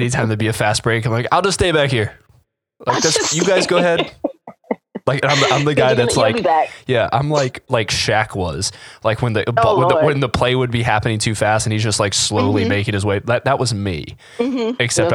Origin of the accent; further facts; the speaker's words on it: North Carolina, United States; growing up, I grew up mostly in North Carolina